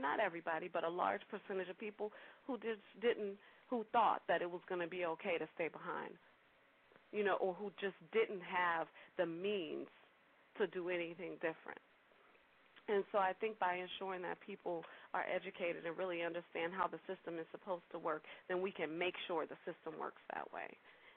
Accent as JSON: {"language": "English", "town": "New Orleans", "region": "Louisiana", "country": "United States", "tie": "born or raised there", "accent": "New Orleans twang", "moved": "yes", "said": "I was born and raised in New Orleans"}